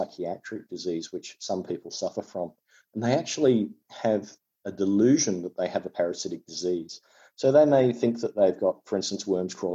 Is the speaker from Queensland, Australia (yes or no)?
no; Tasmania, Australia; I come from Tasmania in Australia